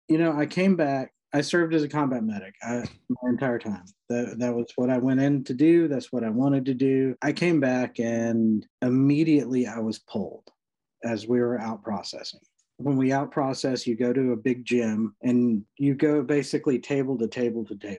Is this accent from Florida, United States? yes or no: no; Rocky Mount, North Carolina, United States; also born or lived in Knightdale, North Carolina; I grew up in eastern North Carolina, Rocky Mount, uh, which is tiny little town.